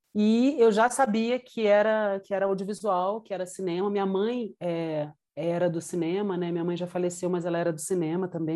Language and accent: Portuguese; Rio de Janeiro, Brazil; moved away as an adult; also born or lived in Brasília / Buenos Aires / Mexico City; now in Quito, Ecuador; Eu sou carioca, enfim, estava no Rio, morava no Rio.